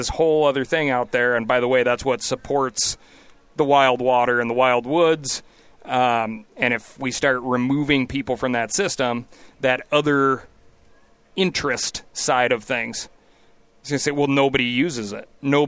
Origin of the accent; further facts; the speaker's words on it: Montana, United States; always call it Bozangeles these days because it's just, like, an exploding, crazy rate of growth for my home state.